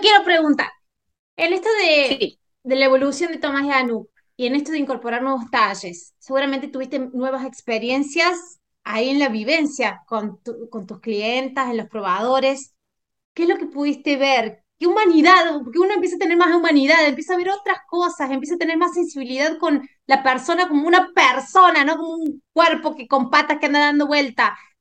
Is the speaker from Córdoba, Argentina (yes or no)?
yes; Córdoba, Argentina; la provincia donde yo nací, en Argentina, de Córdoba capital